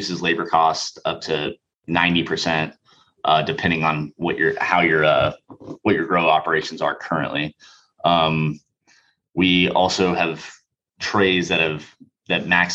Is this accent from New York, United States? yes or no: no; Western Palm Beach County, Florida, United States; I grew up in Western Palm Beach County